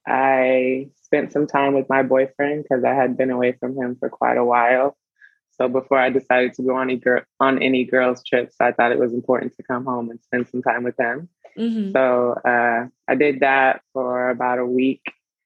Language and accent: English; Charlotte, North Carolina, United States; I went to my hometown, Charlotte, North Carolina